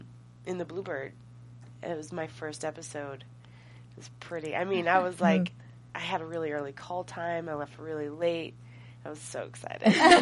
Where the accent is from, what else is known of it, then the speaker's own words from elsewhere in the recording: Southern Indiana, United States; moved away as an adult; I'm from Southern Indiana